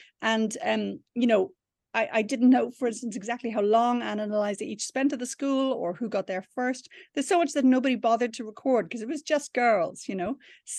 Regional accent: Ireland; It would have been heavenly, I have to admit.

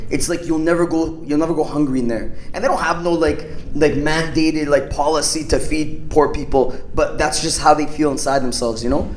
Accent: Canada; I'm from Canada

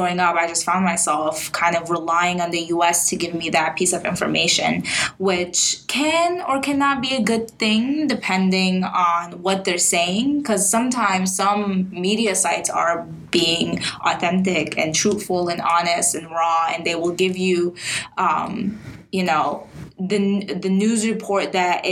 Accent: Libya; now in United States; I'm from Libya

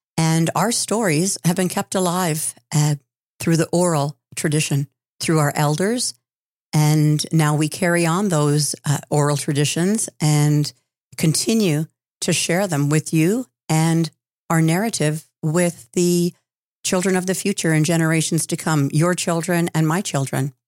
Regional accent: Six Nations of the Grand River, near Brantford, Ontario, Canada; I grew up on the Six Nations, which is the Six Nations of the Grand near Brantford, Ontario

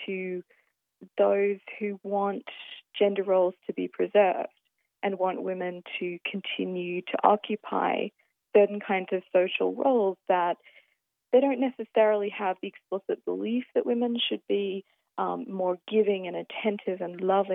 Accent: Australia; being Australian

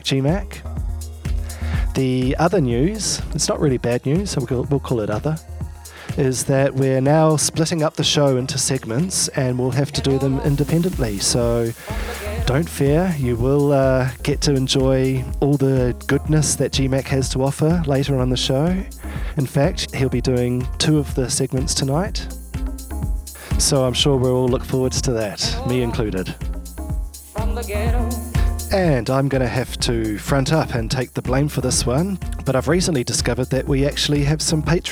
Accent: New Zealand; moved away; also born or lived in Melbourne, Australia; I've actually had to move back to my home country of New Zealand

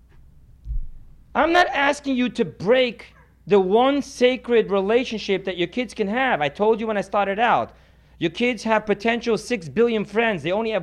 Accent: United States; I'm American

